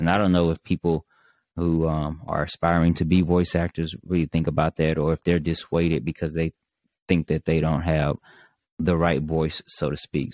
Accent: Mississippi, United States; me from being from Mississippi

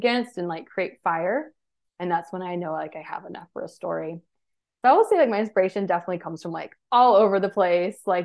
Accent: Georgia, United States; I am from Georgia, so I'm used to the heat

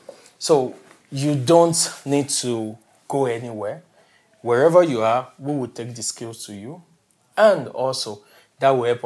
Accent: Nigeria; also born or lived in Lagos / Kigali / Austin; I'm from Nigeria, and I live almost everywhere.

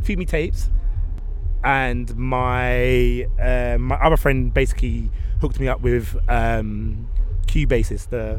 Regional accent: London, United Kingdom; I'm from West London. I'm from a borough, Ealing Borough in West

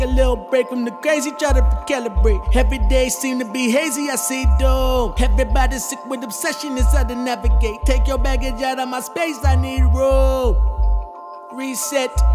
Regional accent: Mount Vernon, United States; my hometown, Mount Vernon

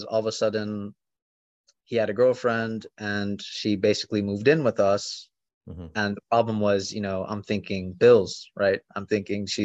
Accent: Florida, United States; moved away as an adult; also born or lived in Kentucky / Arizona; I was born in Florida

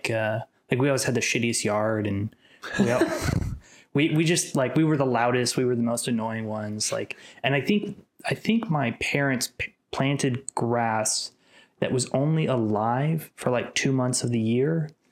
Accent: Kansas City, Kansas, United States; now in Atlanta, United States; I'm from Kansas City, Kansas. I was grew up very close to state line

